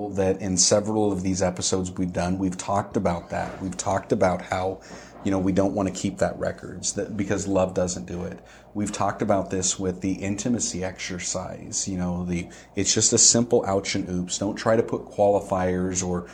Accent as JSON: {"language": "English", "country": "United States", "said": "being an American"}